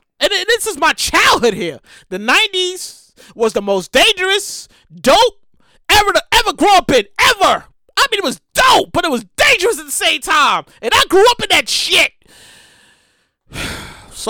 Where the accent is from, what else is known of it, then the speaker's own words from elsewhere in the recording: New York City, New York, United States; I went to junior high school, MS 390, IS 390, IS 394, MS 210, 394, 390. It's the same shit. It's the 394, same shit. It's over there, Crown Heights area.